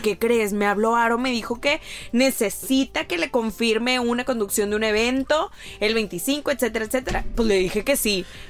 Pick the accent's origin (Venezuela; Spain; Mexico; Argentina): Mexico